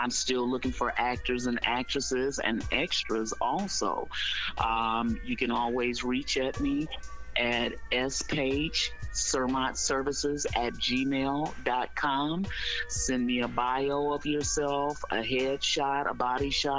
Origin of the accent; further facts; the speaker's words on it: Detroit, Michigan, United States; I was born and raised over on the North End. I actually still live over on the North End right now